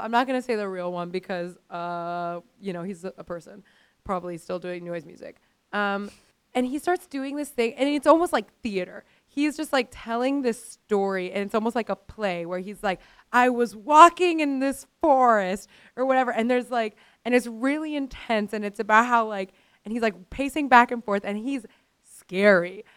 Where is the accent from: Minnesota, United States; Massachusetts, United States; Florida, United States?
Florida, United States; Miami; I grew up in Miami.